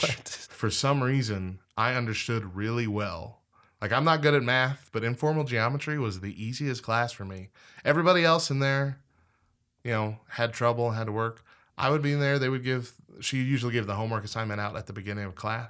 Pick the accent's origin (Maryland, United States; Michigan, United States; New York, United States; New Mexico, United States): New Mexico, United States; Clovis; born or raised there